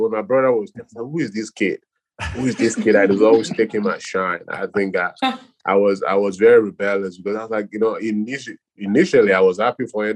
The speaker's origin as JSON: {"language": "English", "country": "Nigeria", "tie": "born or raised there", "moved": "yes", "lives_now": "United States", "said": "born and raised in Nigeria"}